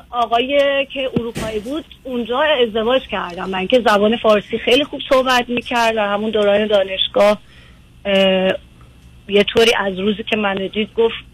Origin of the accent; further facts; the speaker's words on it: Iran; moved away as an adult; now in United States; از ایران اومدم